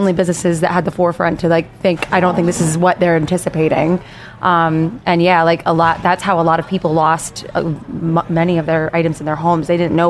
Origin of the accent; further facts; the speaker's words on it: Milton, Pennsylvania, United States; I grew up in Milton. My family started a business in Milton back in the 50s.